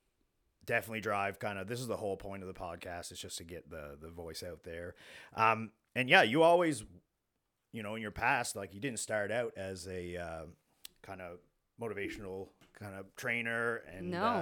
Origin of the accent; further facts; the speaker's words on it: Argyle, Nova Scotia, Canada; Like when I grew up down in Argyle, down the South Shore